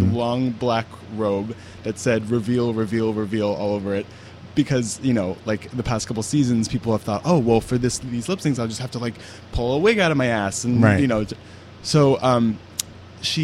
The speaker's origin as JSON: {"language": "English", "region": "New York", "country": "United States", "said": "being a New Yorker"}